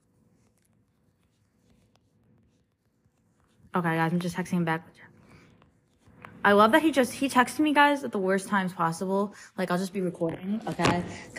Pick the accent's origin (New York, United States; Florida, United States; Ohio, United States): New York, United States; Northport; moved away; I'm going to be home in Long Island for a week for Thanksgiving. I'm going back to Northport